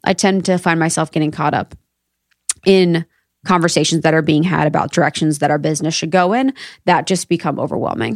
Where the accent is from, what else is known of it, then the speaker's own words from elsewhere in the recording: Ohio, United States; I'm from Ohio, small town gal